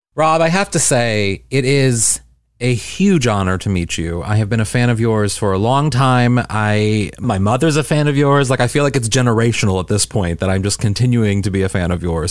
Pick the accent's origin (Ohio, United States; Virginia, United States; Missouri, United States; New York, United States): Missouri, United States; St. Louis; I'm from Saint Louis, Missouri and a suburb in Saint Louis